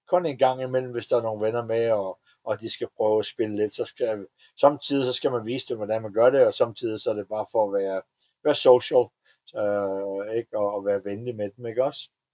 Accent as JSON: {"language": "Danish", "country": "Denmark", "also_born_or_lived": "Atlanta, United States / Florida, United States", "moved": "as an adult", "lives_now": "Las Vegas, United States", "said": "Danmark er mit hjem, og jeg er ja. stadigvæk dansk statsborger"}